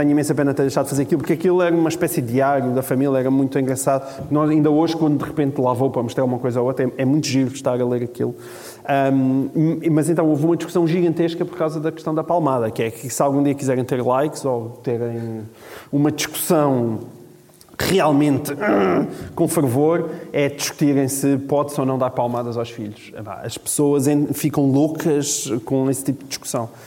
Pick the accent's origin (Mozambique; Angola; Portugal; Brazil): Portugal; Alentejo; now in Lisbon, Portugal; eu sou alentejano.